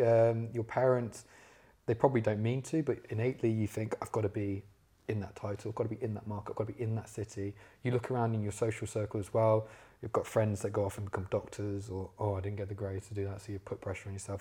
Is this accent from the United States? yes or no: no; Leicester, East Midlands, United Kingdom; moved away as an adult; now in London, United Kingdom; I'm from Leicester originally